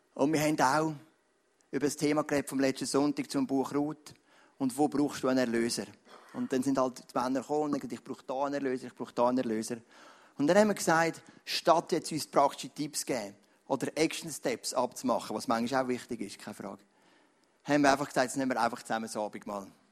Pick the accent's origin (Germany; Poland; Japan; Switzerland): Switzerland; als Schweizer Christen